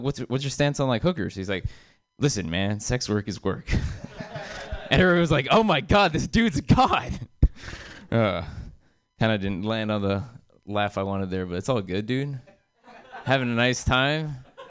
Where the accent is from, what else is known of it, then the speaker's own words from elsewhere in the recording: India; I'm Indian, you know, because it's convenient. I look like this. It'd be really confusing. I also have Indian parents that make them proud, I guess. Yeah, I like being Indian.